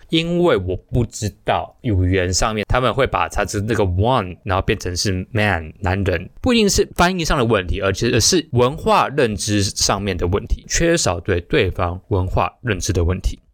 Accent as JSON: {"language": "Chinese", "country": "Taiwan", "said": "就是有点像是我们台湾人常说的那个语助词啊"}